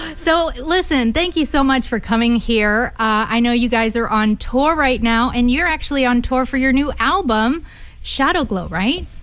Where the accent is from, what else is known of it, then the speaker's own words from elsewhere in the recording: Austin, Texas, United States; my hometown is Austin